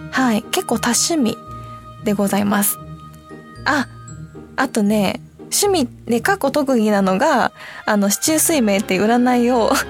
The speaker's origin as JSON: {"language": "Japanese", "region": "Hiroshima", "country": "Japan", "tie": "born or raised there", "said": "広島出身なんでカープファンですはい続いて芸能人になったきっかけはこれはあの地元の広島で普通に平凡に暮らしてる時に"}